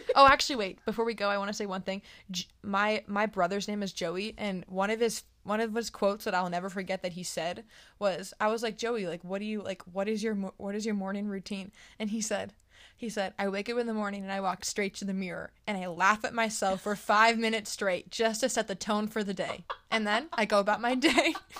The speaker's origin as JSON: {"language": "English", "region": "East Coast", "country": "United States", "said": "I'm from the East Coast"}